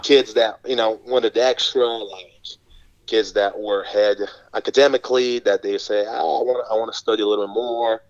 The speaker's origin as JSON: {"language": "English", "country": "Brazil", "tie": "born or raised there", "second_language": "English", "moved": "as an adult", "lives_now": "United States", "said": "I grew up in Brazil um, all the way up until uh, when I was 18 to 19 years old"}